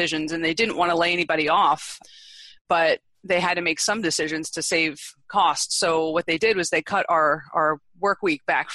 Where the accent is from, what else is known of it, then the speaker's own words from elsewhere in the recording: East Coast, United States; moved away; I'm originally from the East Coast